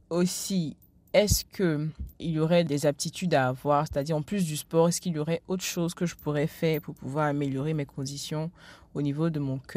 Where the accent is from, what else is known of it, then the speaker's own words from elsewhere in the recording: Abidjan, Côte d’Ivoire; j'ai 25 ans, bientôt 26. Euh, je suis originaire de la Côte d'Ivoire, à Abidjan.